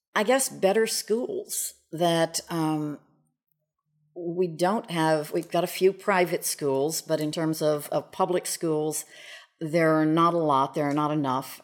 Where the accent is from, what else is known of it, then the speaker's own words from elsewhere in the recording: Shreveport, Louisiana, United States; moved away as an adult; I was very fortunate in going to Southfield School, and Southfield was right behind our house